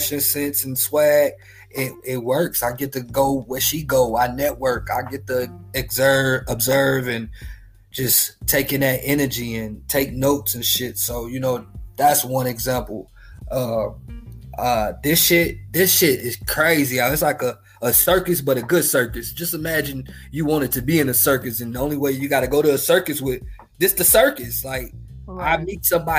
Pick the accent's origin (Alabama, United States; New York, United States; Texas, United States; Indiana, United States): Indiana, United States; Marshalltown; moved away; I'm from Marshalltown